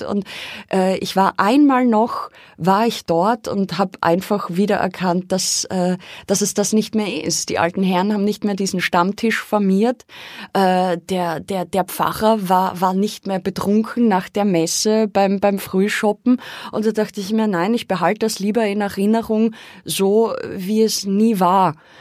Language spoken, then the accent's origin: German; Austria; Ich bin dort aufgewachsen am Dorf